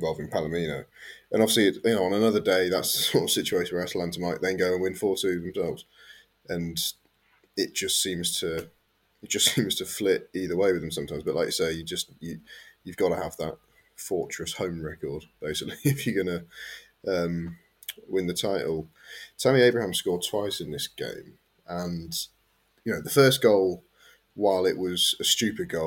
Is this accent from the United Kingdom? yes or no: yes; England, United Kingdom; me and Kev being English